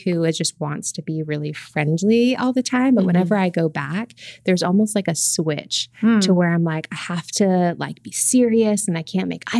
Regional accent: Queens, New York, United States; I did. I grew up in Queens. That's where I lived for 22 years.

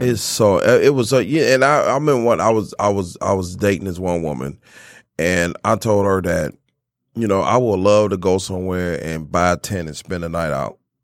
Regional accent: Miami, Florida, United States; moved away; I'm originally from Miami. I'm from Florida

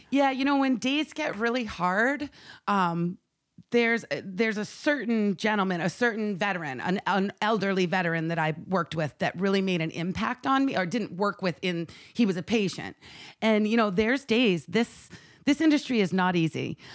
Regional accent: Maine, United States; my home state

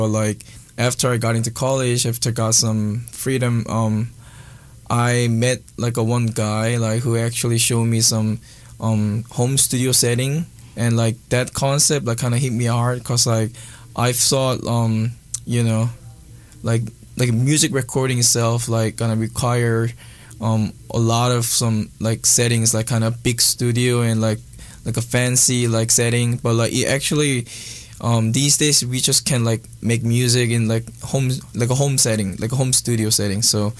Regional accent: Seoul, South Korea; English is a second language; I'm from Korea. I'm all the way from like Korea's the capital city, Seoul. I was born and raised there, and I learned like English after I got into college

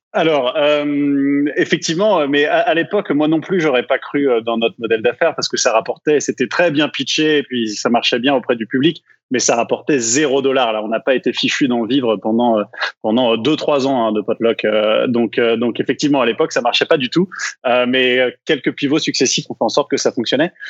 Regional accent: France; moved away as an adult; now in Quebec, Canada; comme vous pouvez l'entendre par mon petit accent que je n'ai jamais perdu, je viens de France et effectivement, je suis arrivé au Québec en, en 2009 euh, pour faire mes études au HEC, puis je suis jamais reparti.

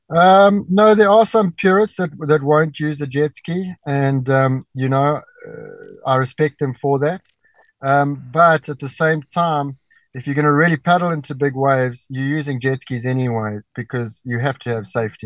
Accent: Durban, KwaZulu-Natal, South Africa; I was growing up in Durban

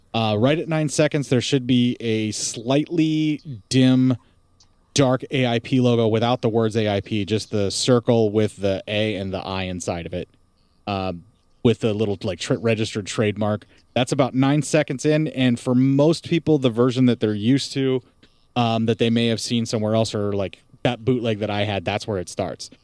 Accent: Appalachia, United States; so far up in the mountains where I lived, you know, like in the Appalachia

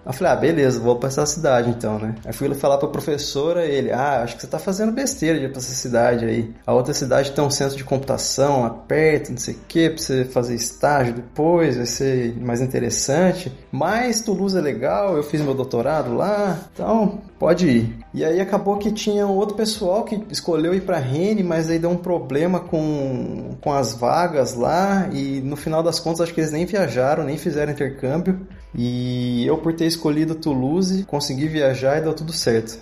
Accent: Campinas, São Paulo, Brazil; moved away as an adult; now in Italy; Eu sou de Campinas e quando eu estava no, na oitava série, eu decidi prestar um vestibulinho para o Colégio Técnico da Unicamp

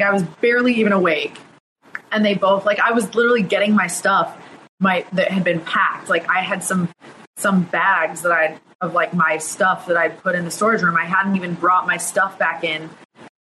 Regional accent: Lander, Wyoming, United States; I grew up in Lander, Wyoming, which is at the base of the Rocky Mountains

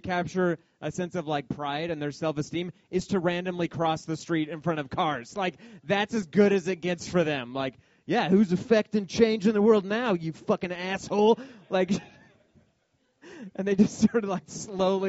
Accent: Denver, Colorado, United States; I grew up in Denver

